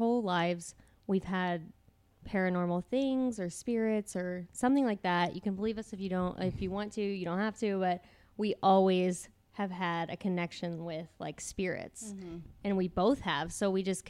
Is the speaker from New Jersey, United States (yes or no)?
no; Pittsboro, Indiana, United States; born or raised there